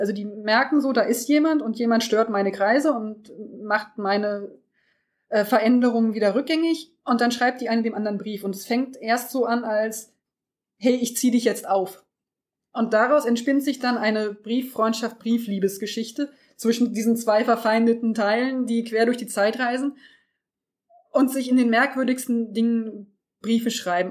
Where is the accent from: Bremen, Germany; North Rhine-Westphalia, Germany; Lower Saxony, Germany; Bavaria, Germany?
Lower Saxony, Germany; home town where Gauss studied; wurde von Herrn Gauss entdeckt, der in meiner Heimatstadt studiert hat